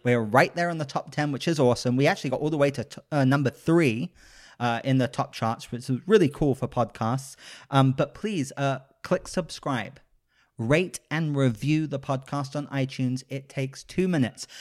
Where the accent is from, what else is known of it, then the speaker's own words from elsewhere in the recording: United Kingdom; I am a British gentleman